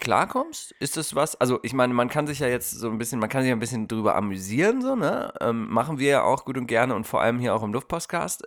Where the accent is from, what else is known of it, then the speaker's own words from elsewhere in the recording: Germany; now in Portland, United States; wir können uns als Deutsche